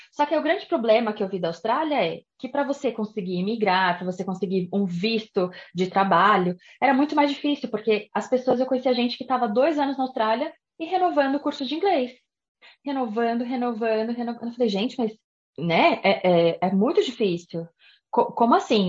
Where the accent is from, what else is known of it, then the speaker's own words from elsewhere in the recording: Brazil; moved away as an adult; also born or lived in Japan; Eu saí do Brasil com 24 anos